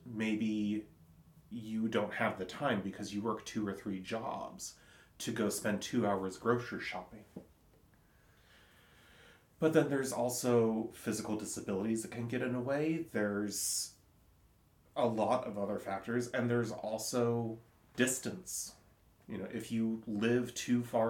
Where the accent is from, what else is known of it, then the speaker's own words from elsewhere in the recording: Silverton, Oregon, United States; growing up in Silverton